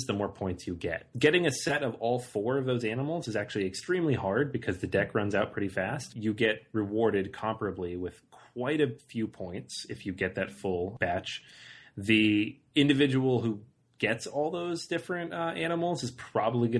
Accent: Seattle, Washington, United States; I'm from Seattle

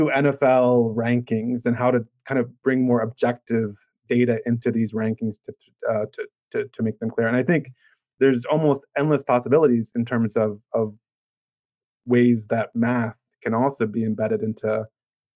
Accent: Maryland, United States; I'm from Maryland, so we're Baltimore Orioles fans

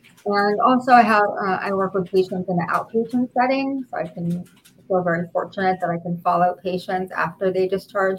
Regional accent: Israel; moved away as an adult; now in United States; I'm actually from Israel originally, and all of my training I did in Israel

